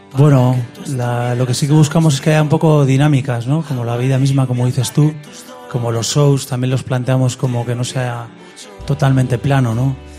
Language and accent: Spanish; Reinosa, Cantabria, Spain; also born or lived in Santander; yo nací en Reynosa